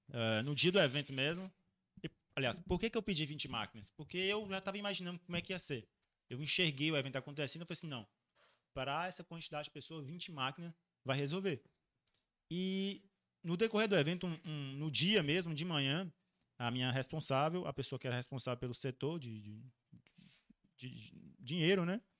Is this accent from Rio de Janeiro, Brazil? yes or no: no; Montes Claros, Minas Gerais, Brazil; Falei assim, ô, oh, sou de Montes Claros. Cara, onde é que fica Montes Claros? Norte de Minas.